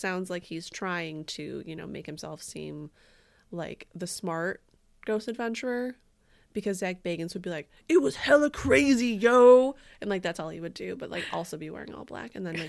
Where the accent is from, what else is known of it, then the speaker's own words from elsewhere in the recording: Windsor, Ontario, Canada; now in Michigan, United States; So I'm originally from Windsor, Canada, but I'm living in Michigan right now to pursue my PhD.